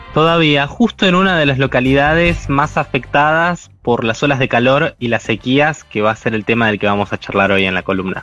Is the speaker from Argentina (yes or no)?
yes; Argentina